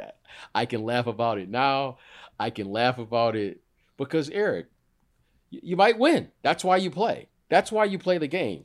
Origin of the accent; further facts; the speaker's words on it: Detroit, Michigan, United States; I grew up in Detroit